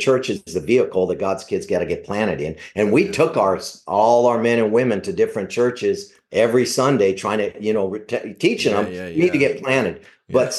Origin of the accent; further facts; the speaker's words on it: Savannah, Georgia, United States; I grew up in Savannah. I grew up in a tough neighborhood.